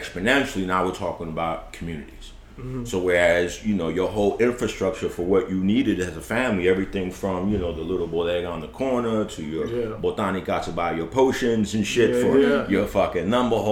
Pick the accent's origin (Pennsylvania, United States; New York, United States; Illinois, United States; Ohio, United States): New York, United States; I grew up in East Harlem.